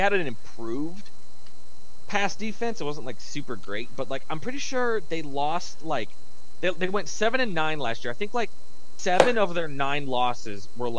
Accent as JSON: {"language": "English", "region": "New York", "country": "United States", "said": "Even as a New Yorker, I have praised the dynasty and how great the two of them are and whatever."}